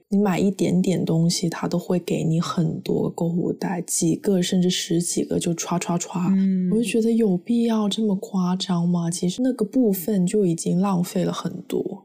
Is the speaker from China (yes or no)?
yes; China; now in United States; 我作为一个在中国长大的孩子，我一直学的就是要节约，不要浪费